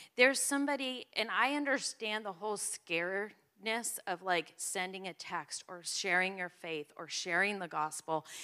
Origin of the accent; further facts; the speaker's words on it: New Jersey, United States; I'm from New Jersey.